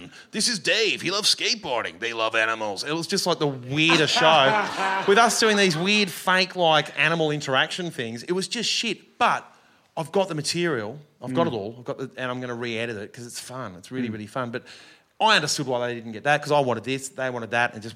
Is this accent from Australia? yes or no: yes; Australia; an Australian